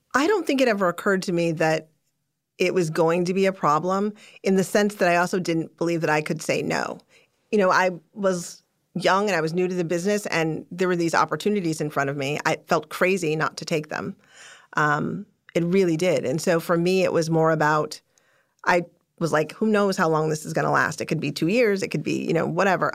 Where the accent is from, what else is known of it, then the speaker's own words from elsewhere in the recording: Chicago, Illinois, United States; I was born in Chicago. I was raised in the suburbs of Chicago